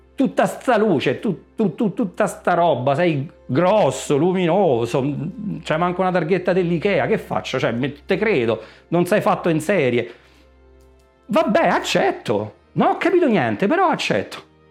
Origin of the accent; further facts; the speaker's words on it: Sora, Lazio, Italy; vengo da Sora, Frosinone